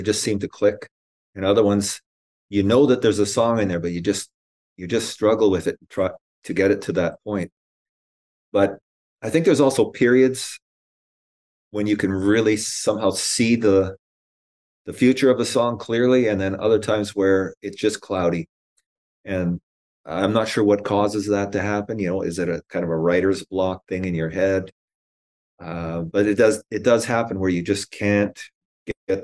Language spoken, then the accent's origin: English; Canada; being a Canadian